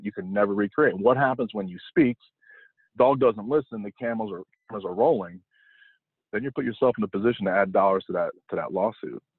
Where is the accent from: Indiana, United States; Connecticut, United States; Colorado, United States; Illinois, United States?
Connecticut, United States; also born or lived in New York; I grew up in the Northeast and I was born in New York, but raised mostly in Connecticut